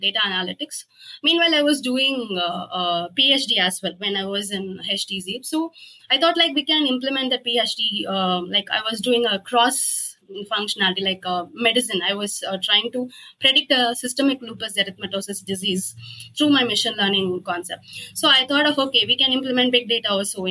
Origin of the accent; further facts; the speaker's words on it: Coimbatore, Tamil Nadu, India; I'm from India. I'm from Coimbatore